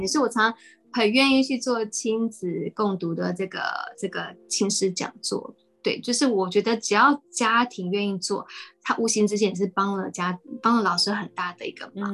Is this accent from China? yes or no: no; Taiwan; also born or lived in United States; 他们也都一样跟我小时候在美国，那回到台湾